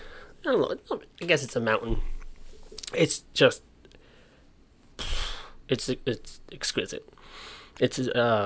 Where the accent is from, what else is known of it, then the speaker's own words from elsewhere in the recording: New Jersey, United States; I'm from Central Jersey, so we did field trips there.